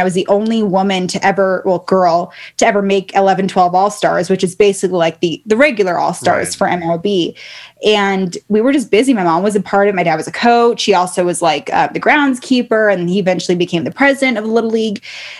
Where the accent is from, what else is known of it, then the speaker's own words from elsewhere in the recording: Baltimore, Maryland, United States; born there; also born or lived in California / Reno; my little brother, I was born in Baltimore. We moved to California for a little bit, back to Reno or to Reno.